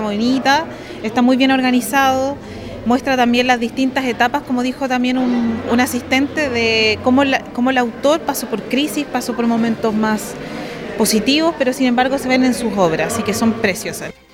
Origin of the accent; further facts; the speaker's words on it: Linares, Maule, Chile; Yo soy de Linares